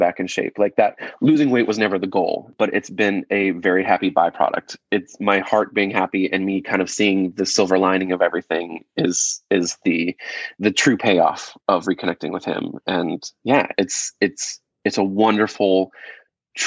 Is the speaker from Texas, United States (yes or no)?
no; Rochester, New York, United States; moved away; I'm from growing up in Rochester, New York